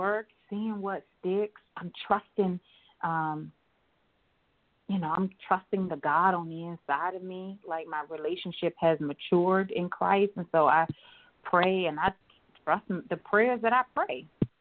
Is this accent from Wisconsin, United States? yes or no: no; Columbia, South Carolina, United States; now in Maryland, United States; I'm from Columbia, South Carolina, for the listeners. Of course, I live in Maryland now, but I'm from Columbia, South Carolina, so I grew up there.